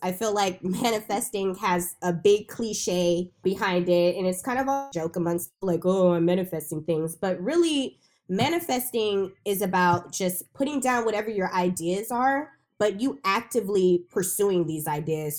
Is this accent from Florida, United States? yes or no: no; Bay Area, California, United States; I was born and raised in the Bay Area